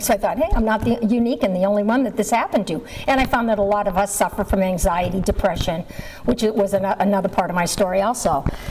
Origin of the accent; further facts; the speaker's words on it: Massachusetts, United States; moved away; I grew up in Massachusetts and um, I hated living there.